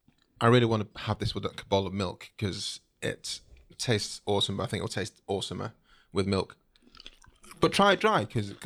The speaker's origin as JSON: {"language": "English", "region": "England", "country": "United Kingdom", "tie": "born or raised there", "also_born_or_lived": "Nigeria", "said": "when I was born in Nigeria, came to England when I was 2"}